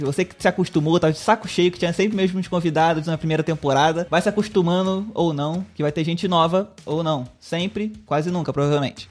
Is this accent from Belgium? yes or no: no; Rio de Janeiro, Brazil; eu sou, eu sou do Rio